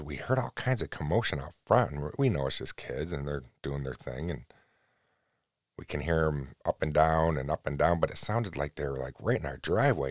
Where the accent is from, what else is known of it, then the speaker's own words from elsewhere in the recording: United States; me being an American